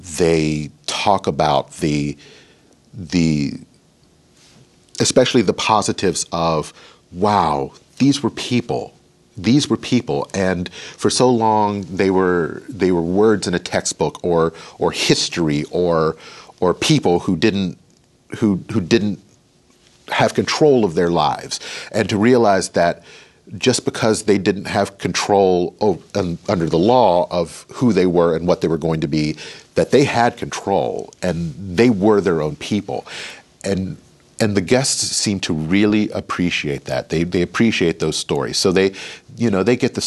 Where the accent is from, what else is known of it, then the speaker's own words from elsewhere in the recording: United States; I'm an American who happens to be Black.